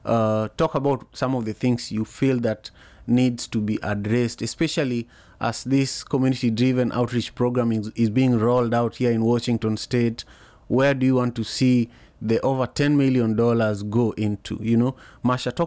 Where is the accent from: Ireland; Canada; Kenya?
Kenya; Kisumu, Kisumu County; now in Seattle, United States; my hometown for the longest time, Kisumu